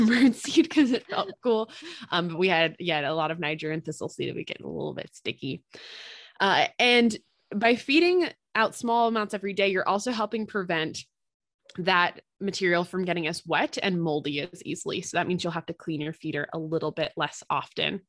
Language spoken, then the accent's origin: English; East Coast, United States; now in Midwest, United States; I'm from the East Coast